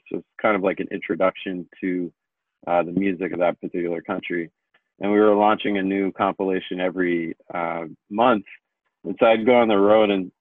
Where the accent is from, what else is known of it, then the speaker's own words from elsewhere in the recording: Amherst, Massachusetts, United States; I grew up in Amherst, Massachusetts, in Western Mass